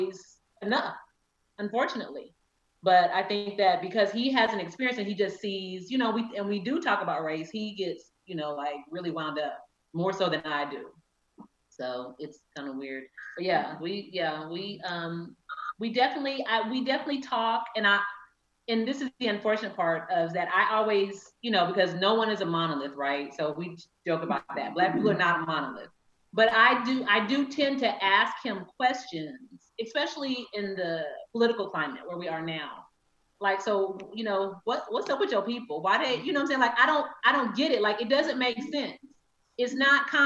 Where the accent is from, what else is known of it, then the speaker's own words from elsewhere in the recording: Texas, United States; moved away as an adult; now in Tampa, United States; I'm from Texas, so you know I'm loud